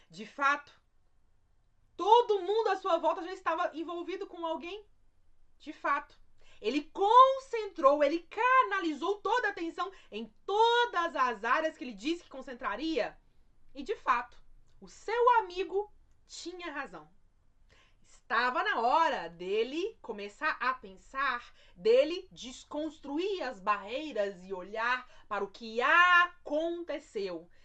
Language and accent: Portuguese; Minas Gerais, Brazil; Um jeitinho mineiro, já que eu sou mineiro, um jeitinho mineiro